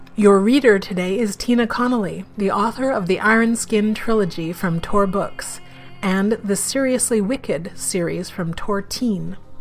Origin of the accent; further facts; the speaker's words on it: Canada; also born or lived in Vancouver, Canada; now in Toronto, Canada; I'm a Canadian science fiction, fantasy, and horror writer